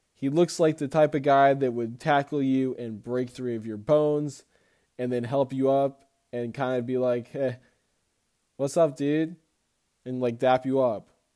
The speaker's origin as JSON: {"language": "English", "town": "Spartanburg", "region": "South Carolina", "country": "United States", "tie": "born or raised there", "said": "here in my hometown, Spartanburg, South Carolina"}